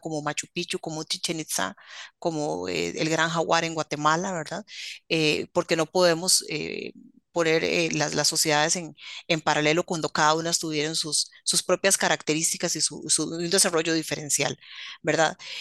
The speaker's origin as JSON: {"language": "Spanish", "country": "Costa Rica", "said": "como costarricenses"}